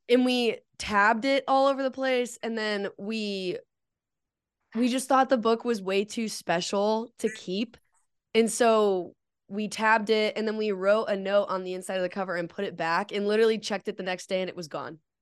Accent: Colorado, United States; growing up in Colorado

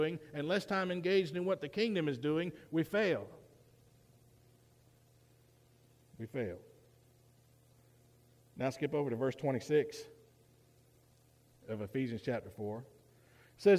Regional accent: United States; I'm also an American and proud to be an American.

